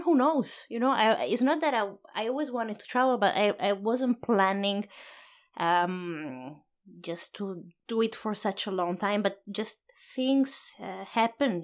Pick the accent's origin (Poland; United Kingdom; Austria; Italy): Italy; Padua, Veneto; English is a second language; moved away as an adult; also born or lived in Sydney, Australia / Oslo, Norway / Auckland, New Zealand; it's my hometown